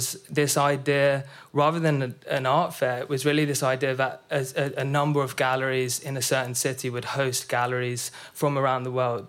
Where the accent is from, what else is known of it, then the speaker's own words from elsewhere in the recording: London, United Kingdom; I'm from North London